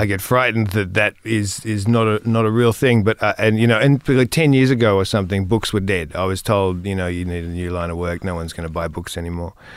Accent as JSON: {"language": "English", "area": "same area as Nick Cave", "region": "Victoria", "country": "Australia", "tie": "born or raised there", "said": "I grew up in, at the same, around the same area with one of the other people who's been on your show, Nick Cave. Um, we grew up, um, in the same region"}